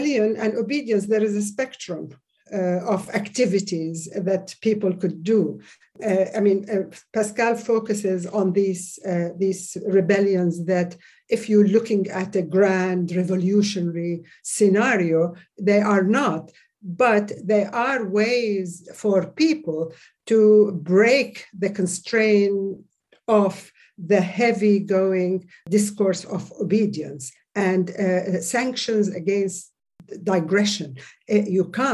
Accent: Saudi Arabia; moved away; As I grew up in Saudi Arabia, I was introduced and indoctrinated in the official religious curriculum

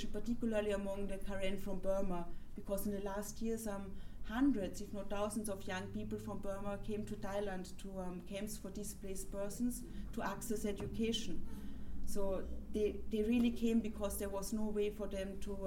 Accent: Vienna, Austria; I grew up in Vienna, going to school, from to primary school, moving on to secondary school

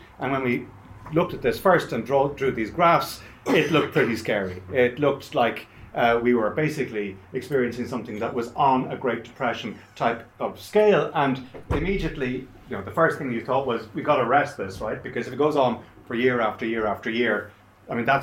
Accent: Ireland; As an Irish Catholic

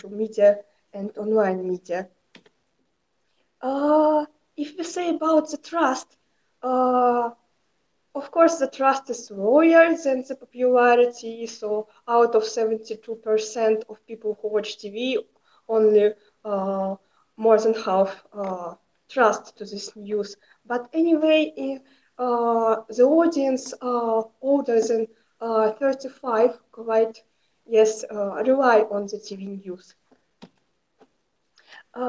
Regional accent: Saratov Oblast, Russia; I'm a journalist from Saratov region

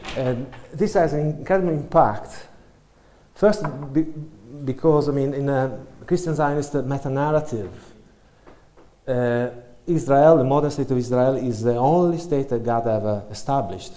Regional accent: Italy; moved away as an adult; now in United Kingdom; I come from Italy

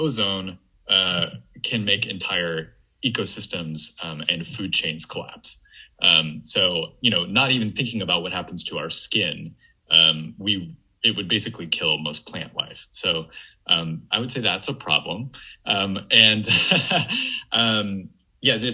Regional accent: Memphis, Tennessee, United States; moved away; I am from Memphis. My parents still live there, and I was going home for the holidays to visit my parents

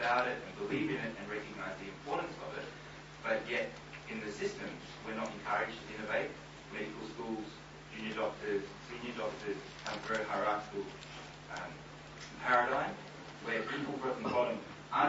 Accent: Australia; I'm an Australian doctor

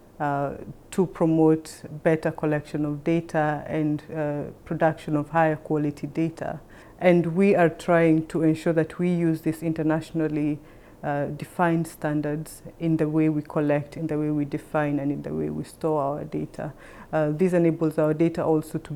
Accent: Kenya; moved away as an adult; now in Thailand; I am a Kenyan by origin, and I came to work in Thailand

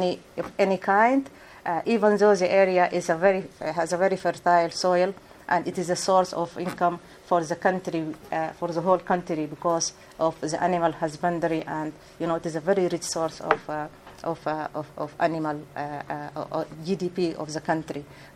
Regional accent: Darfur, Sudan; I come from Darfur

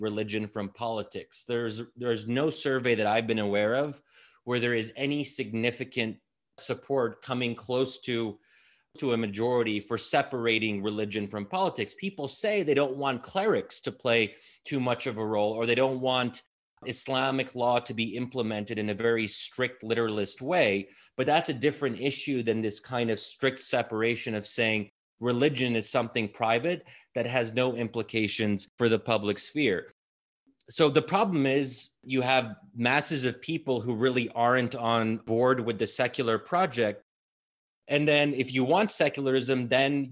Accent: United States; speaking as an American

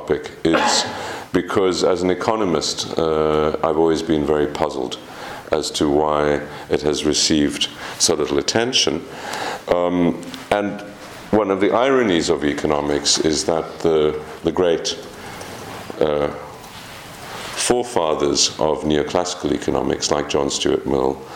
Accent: South Africa; as a South African, of course, migration is absolutely central

